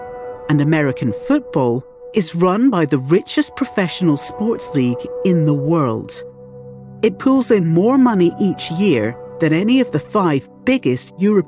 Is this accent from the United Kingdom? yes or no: yes; United Kingdom; I'm a Brit.